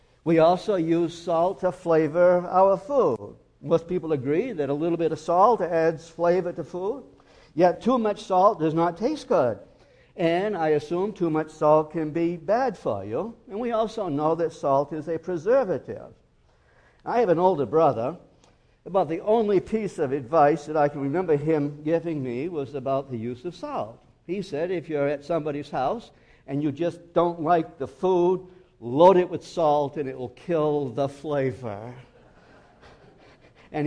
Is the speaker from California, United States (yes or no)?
no; Maine, United States; When I was raised in Maine, we had a wood stove